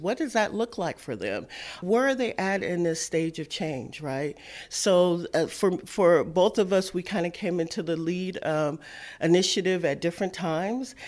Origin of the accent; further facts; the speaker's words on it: Seattle, Washington, United States; I was born and raised in Seattle